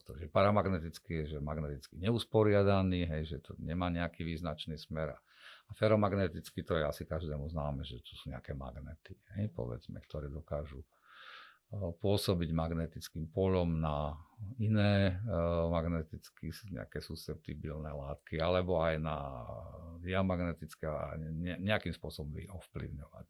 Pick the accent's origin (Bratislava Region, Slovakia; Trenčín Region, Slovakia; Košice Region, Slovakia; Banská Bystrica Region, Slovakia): Košice Region, Slovakia; Košice; som Košičan